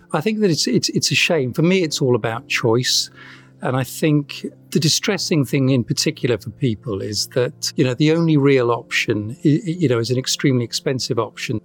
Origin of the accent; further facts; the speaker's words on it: United Kingdom; now in Wales, United Kingdom; I'm I'm British. I you know I live in Wales.